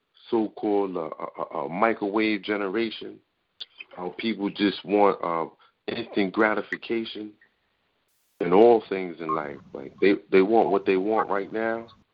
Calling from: New York City, New York, United States; I'm calling from the Bronx tonight.

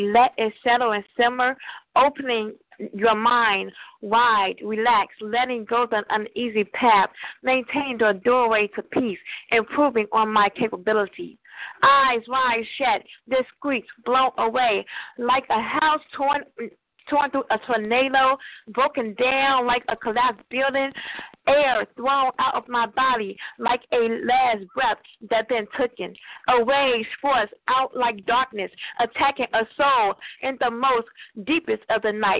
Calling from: Oakland, California, United States; I'm calling from Christ Hospital in Oakland.

